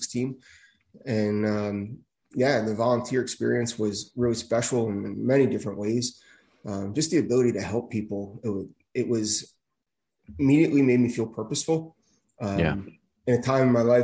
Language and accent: English; East Windsor, New Jersey, United States; I was hired by my hometown in East Windsor. Spent the next 20 years there